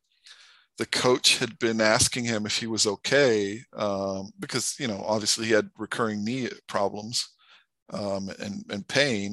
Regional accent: Brazil; moved away as an adult; also born or lived in United States; I grew up in Brazil, but I went to college in the U.S.

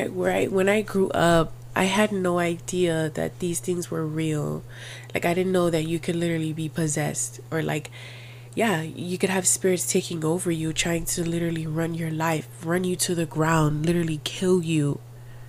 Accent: Miami, Florida, United States; I was born and raised in Miami

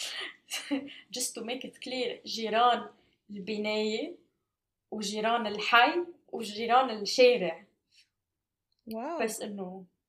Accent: Lebanon; moved away as an adult; راجعة على لبنان

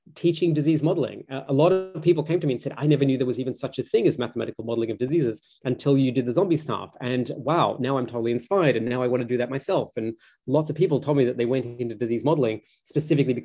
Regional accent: Australia; I grew up in Australia

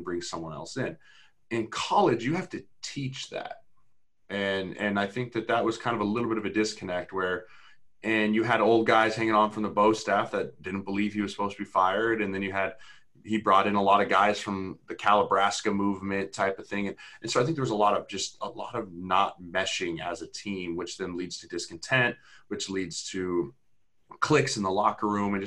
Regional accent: Colorado, United States; moved away; I grew up in Colorado

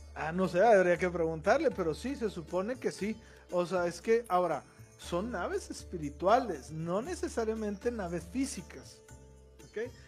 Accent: Mexico; yo soy mexicano.

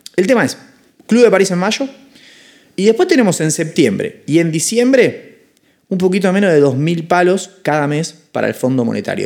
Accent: Argentina

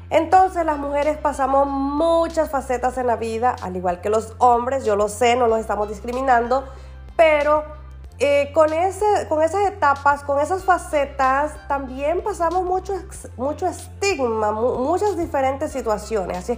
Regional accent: Nicaragua; now in California, United States; soy de Nicaragua y vivo en Brengo, California.

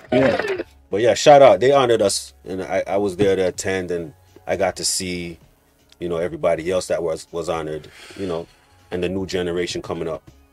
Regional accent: Toronto, Ontario, Canada; we're growing up in Rexdale

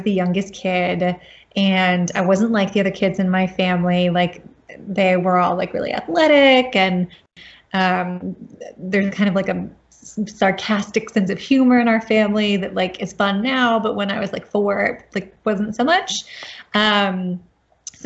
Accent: North Carolina, United States; moved away as an adult; also born or lived in Grantchester, England; I grew up in North Carolina

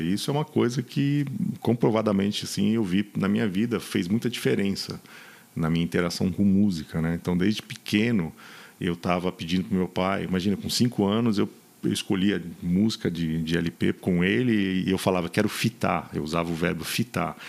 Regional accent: São Paulo, Brazil; moved away as an adult; Eu era de São Paulo, concreto, rock

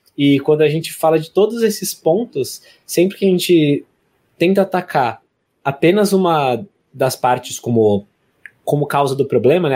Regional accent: São Paulo, Brazil; a gente é de São Paulo

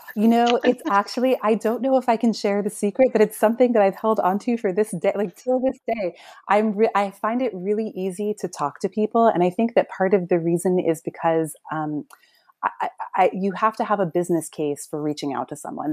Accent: New York, United States; I'm from New York.

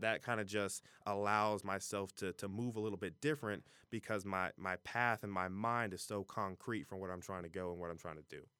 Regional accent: Fairfield, Ohio, United States; I'm from Fairfield, Ohio. You know, I claim Cincinnati, but, you know, from the suburbs of Fairfield

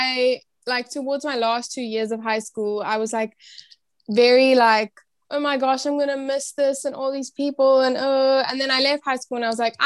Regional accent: Cape Town, Western Cape, South Africa; I'm from South Africa, Cape Town, South Africa.

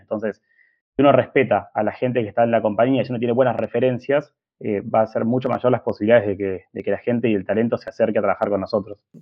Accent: Argentina; somos argentinos

